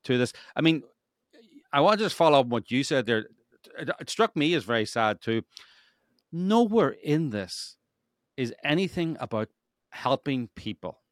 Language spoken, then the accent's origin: English; Northern Ireland, United Kingdom; now in Los Angeles, United States; I come from Northern Ireland, which was a gerrymandered state